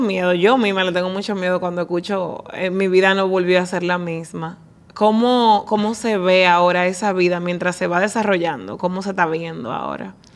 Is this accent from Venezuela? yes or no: no; Dominican Republic; como dominicana